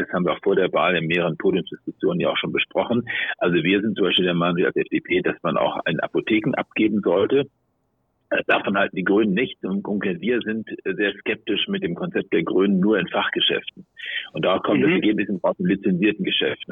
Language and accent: German; Hamburg, Germany; in meinem Heimatland Hamburg